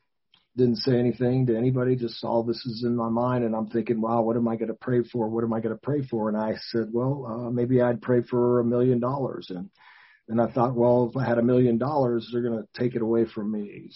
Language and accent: English; Gary, Indiana, United States; Brother Gary, Indiana.